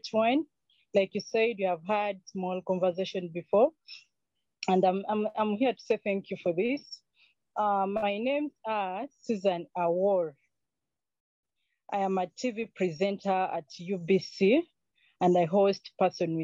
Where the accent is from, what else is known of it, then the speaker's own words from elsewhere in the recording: Tororo, Eastern Region, Uganda; moved away as an adult; also born or lived in Entebbe, Uganda; now in Kampala, Uganda; I grew up partly in Tororo I was born in Entebbe, but later on, I was taken to the village by my mom.